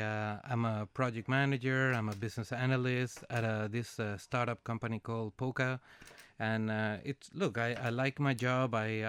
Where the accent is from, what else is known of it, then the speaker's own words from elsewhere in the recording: Venezuela; English is a second language; now in Canada; So I am originally from Venezuela, and I'm being in Canada for 18 winters.